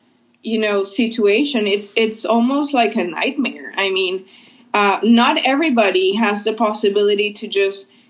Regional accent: Venezuela; moved away as an adult; now in United States; I grew up in Venezuela and I lived there my whole life.

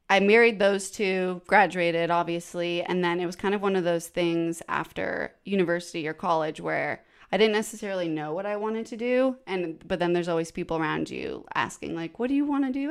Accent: Canada; now in Nashville, United States; No, yeah, I'm so I'm from Canada originally. Um, but I've lived in Nashville for four almost 4 years

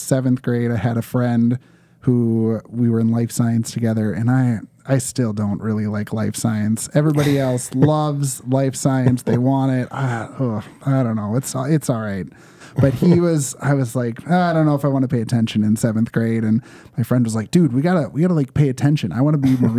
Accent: Champlin, Minnesota, United States; also born or lived in Osseo, Minnesota / Winona, Minnesota; I grew up in Champlin, so actually I moved a whopping 10 minutes away to Osseo, where I live now

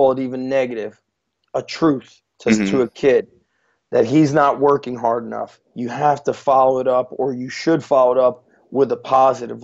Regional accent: New Jersey, United States; also born or lived in Israel / New York; we moved to this country from Israel. My dad was in the Israeli army, so was my mom. When we moved to New York, then we moved to New Jersey

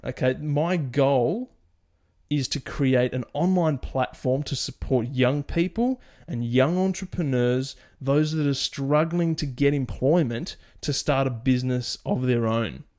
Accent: Australia; my home country of Australia

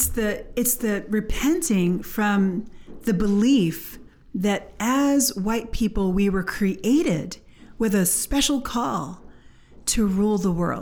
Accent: United States; we are from America. We had our civil rights movement

